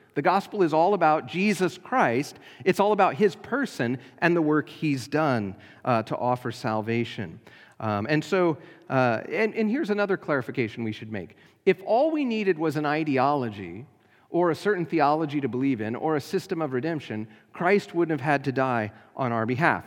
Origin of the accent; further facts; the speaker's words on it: United States; We are citizens, uh, of, uh, the Kingdom of America.